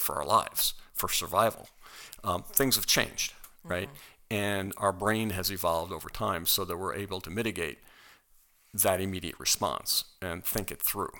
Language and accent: English; United States; as an American